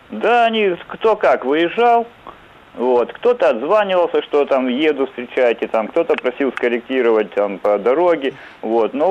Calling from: Sochi, Krasnodar Krai, Russia; Добрый день. Я из города Сочи.

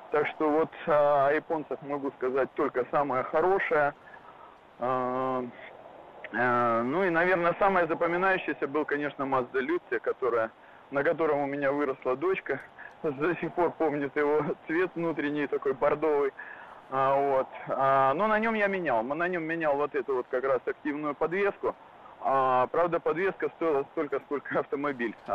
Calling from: Japan; А, добрый день, э … я из Японии.

